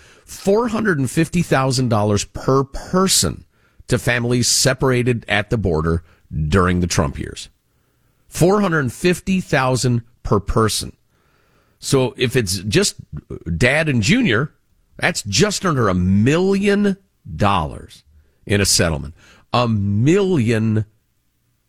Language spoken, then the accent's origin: English; Chicago, Illinois, United States; as a kid growing up in Chicagoland